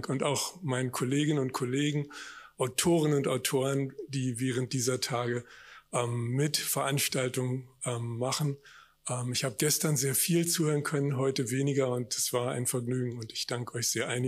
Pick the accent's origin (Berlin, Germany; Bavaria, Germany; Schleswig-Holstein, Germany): Berlin, Germany; moved away as an adult; also born or lived in Hamburg; die ersten 18 Jahre bin ich geboren und aufgewachsen in West-Berlin. Dann habe ich mich ein Jahr lang in der Welt auf eigene Faust rumgeschlagen, bin dann in Hamburg wieder angelandet